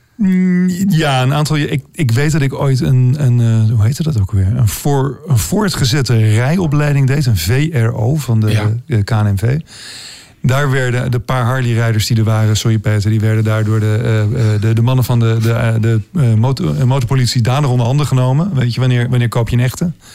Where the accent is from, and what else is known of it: Amsterdam, North Holland, Netherlands